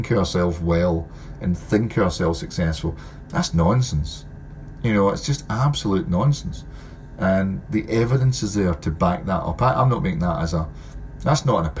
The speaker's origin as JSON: {"language": "English", "region": "Scotland", "country": "United Kingdom", "said": "Being Scottish"}